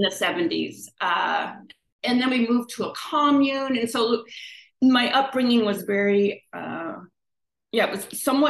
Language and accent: English; Victoria, British Columbia, Canada; born there; And I was born in Victoria in British Columbia.